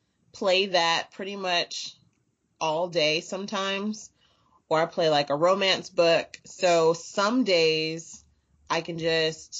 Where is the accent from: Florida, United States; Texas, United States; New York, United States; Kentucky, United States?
Texas, United States; I was raised pretty much in Texas